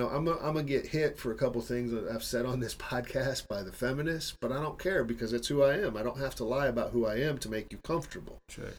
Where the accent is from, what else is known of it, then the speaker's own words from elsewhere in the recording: Midwest, United States; moved away as an adult; And I don't know where the hell I got this from, because that's not the way I was raised in the Midwest, was to leave my wife here, make sure I support her financially, get my shit together in the States, and bring her over.